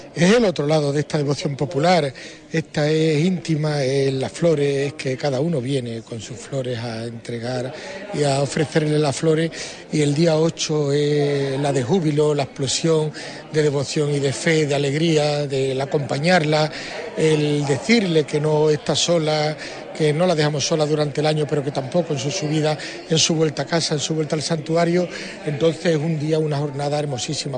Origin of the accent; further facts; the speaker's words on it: Huelva, Andalusia, Spain; para todos los choqueros es nuestra Virgen de las Cintas